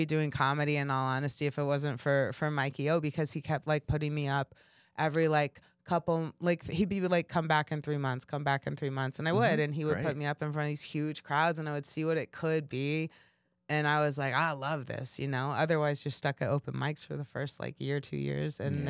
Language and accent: English; Kansas City, Missouri, United States; You know, I grew up in Kansas City. And so it's kind of like the same vibe a little bit.